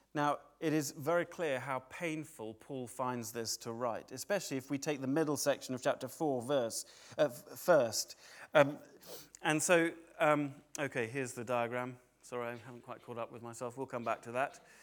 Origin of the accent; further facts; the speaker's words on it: United Kingdom; I don't stop being British.